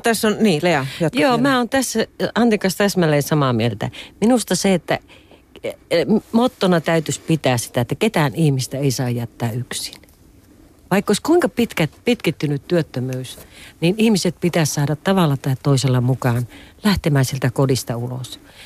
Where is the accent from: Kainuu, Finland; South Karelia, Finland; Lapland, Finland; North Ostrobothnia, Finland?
Lapland, Finland; tuolla maaseudulla, josta itse olen kotoisin Lapista